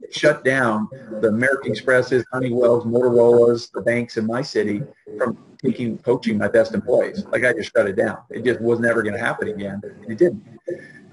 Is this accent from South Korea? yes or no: no; Canada; moved away as an adult; now in United States; as a Canadian